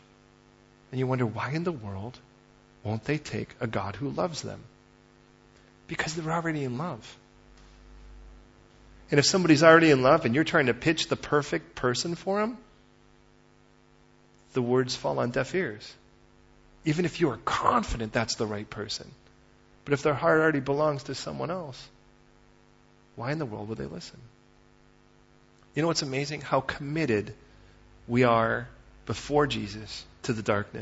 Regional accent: Chicago, Illinois, United States; moved away; I was raised in Chicago originally

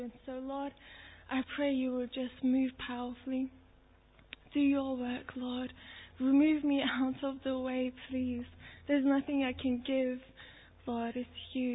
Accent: Turkey; moved away; I'm Turkish. I was born in Turkey

